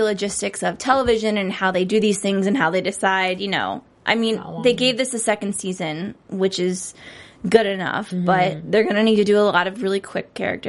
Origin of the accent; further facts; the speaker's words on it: Cleveland, Ohio, United States; I'm from Cleveland.